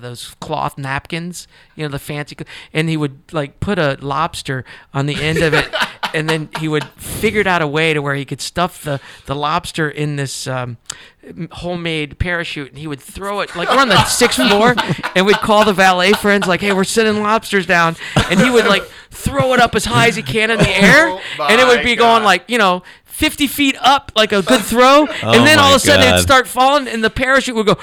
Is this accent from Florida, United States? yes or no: yes; Fort Lauderdale, Florida, United States; also born or lived in Middletown, Ohio / Delray Beach, Florida; I grew up in Fort Lauderdale until I was 10 years old.